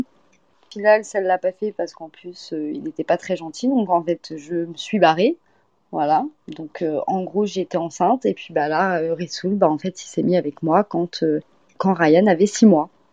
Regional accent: France; also born or lived in Poitiers / Orléans / Eure-et-Loir; moi, je suis française

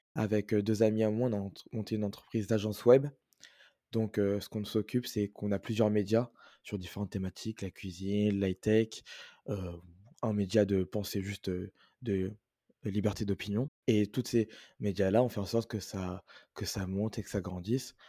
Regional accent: France; moved away as an adult; now in Montreal, Canada; je suis né en France et je vis en France

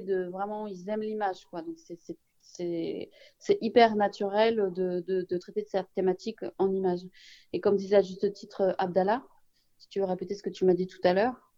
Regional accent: Saint-Ouen, Île-de-France, France; Djibril et moi on est de Saint-Ouen on est au Donien donc évidemment on est très fiers

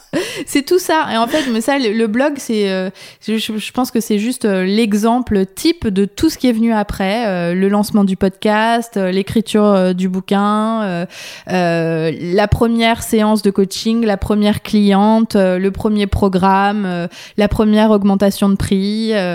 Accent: France; also born or lived in Paris; je suis française et j'habite à Paris

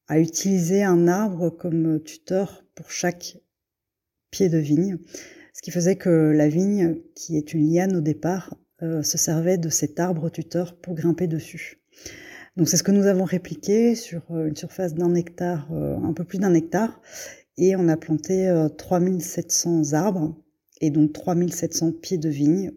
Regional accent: Belgium; moved away as an adult; also born or lived in Brussels, Belgium; now in Bergerac, France; je suis née en Belgique de parents vietnamiens. Je vis actuellement à Bergerac, en Dordogne

